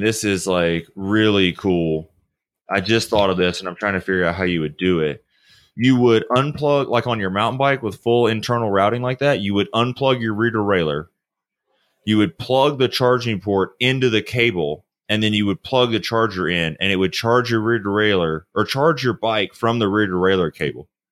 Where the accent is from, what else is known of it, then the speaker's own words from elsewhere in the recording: the South, United States; I'm from the South